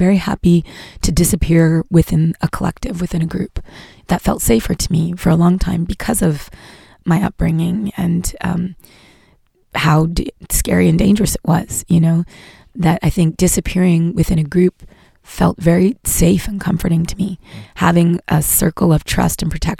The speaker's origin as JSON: {"language": "English", "town": "Montreal", "region": "Quebec", "country": "Canada", "moved": "yes", "lives_now": "United States", "said": "as a Canadian, as a Quebecoise, as a Montréalaise when I go there. It brought up a lot of my own history in Montreal"}